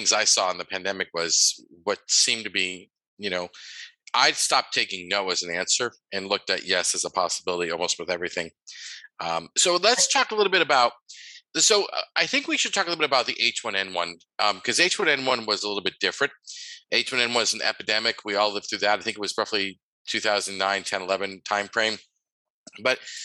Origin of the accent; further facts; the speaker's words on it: United States; growing up in the United States, where this is a land of fast food